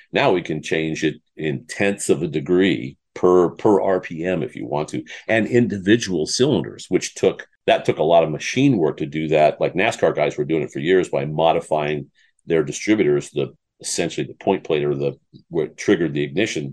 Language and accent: English; Iowa, United States; I, I grew up in Iowa